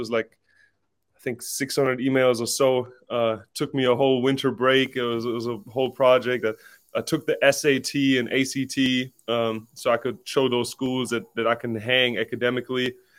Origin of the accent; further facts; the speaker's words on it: Stuttgart, Baden-Württemberg, Germany; moved away as an adult; also born or lived in Jacksonville, Florida / Tennessee; I'm born and raised in Stuttgart, Germany.